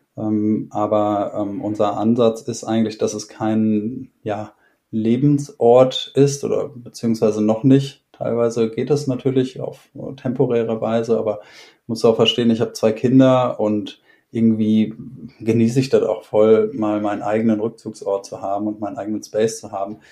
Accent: Essen, North Rhine-Westphalia, Germany; moved away; Ich bin ursprünglich aus Essen im Ruhrpott

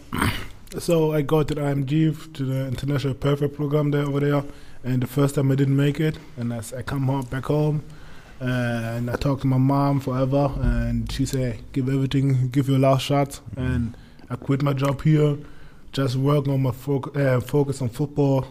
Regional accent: Munich, Bavaria, Germany; English is a second language; moved away as an adult; I'm from Munich

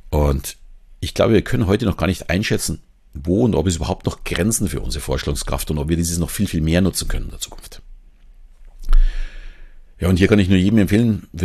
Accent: Southern Germany, Germany; accent: Southern German; nicht jedem gefällt jetzt meine Stimme oder meine Sprechgeschwindigkeit, mein süddeutscher Akzent vielleicht.

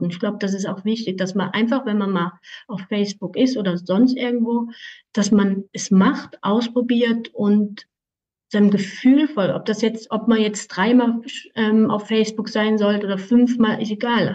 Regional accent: Aargau, Switzerland; ich komme aus der Schweiz im Kanton Aargau

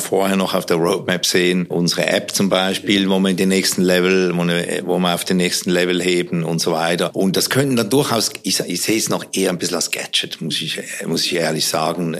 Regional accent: Switzerland; Ich bin ja Schweizer

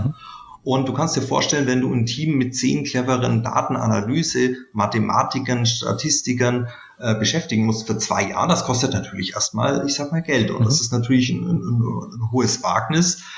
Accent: Bavarian Swabia, Germany; man hört es vielleicht, ich bin aus Bayerisch Schwaben

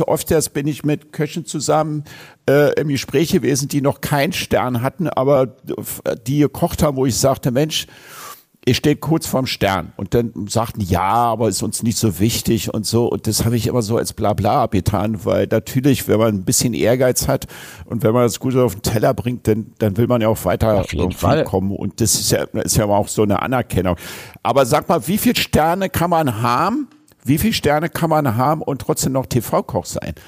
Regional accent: Berlin, Germany; Bei uns in Berlin

